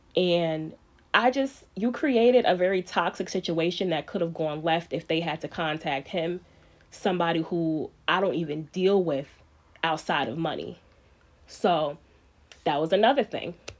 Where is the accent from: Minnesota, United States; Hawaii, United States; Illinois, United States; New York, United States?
New York, United States; New York City; moved away as an adult; now in upstate New York, United States; I'm from Spanish Harlem, born and raised